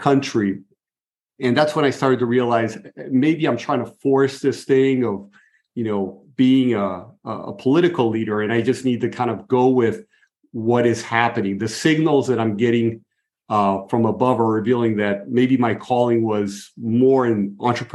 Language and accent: English; Brazil; moved away; also born or lived in Buenos Aires, Argentina; I grew up in Brazil, so I'm fluent in Portuguese.